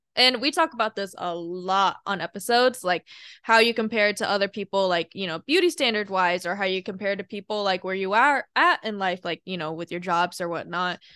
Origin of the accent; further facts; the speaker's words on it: Washington, United States; moved away; also born or lived in Alabama; I grew up in Washington State, And then we moved to Alabama